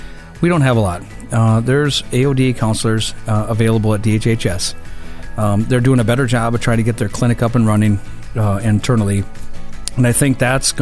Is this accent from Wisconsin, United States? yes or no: yes; Taylor, Wisconsin, United States; I lived in Taylor, Wisconsin, rural community that my parents never locked the doors